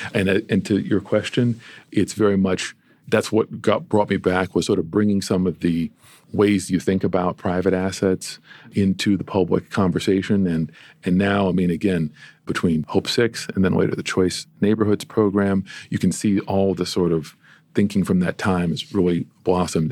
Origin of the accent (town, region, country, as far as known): Amherst, Massachusetts, United States; born or raised there; also born or lived in Detroit, Michigan